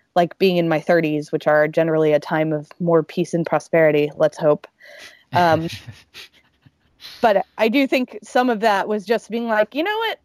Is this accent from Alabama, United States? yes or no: yes; Alabama, United States; moved away as an adult; now in New York, United States; growing up um, in Alabama